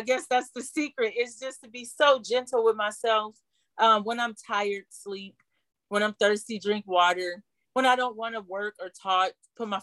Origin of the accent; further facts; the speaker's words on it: Toledo, Ohio, United States; now in Seattle, United States; my hometown of Toledo